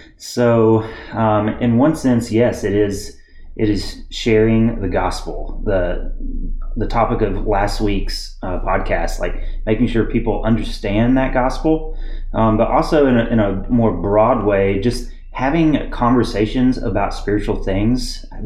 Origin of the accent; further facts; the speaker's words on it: East Tennessee, United States; moved away as an adult; now in Clemson, United States; I was born and raised in East Tennessee